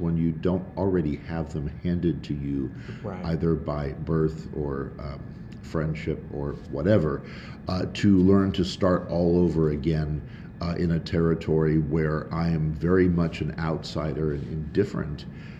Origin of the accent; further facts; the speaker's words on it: Schenectady, New York, United States; now in Lubbock, United States; as we've been here in Lubbock now for a while. I'm originally from Schenectady, New York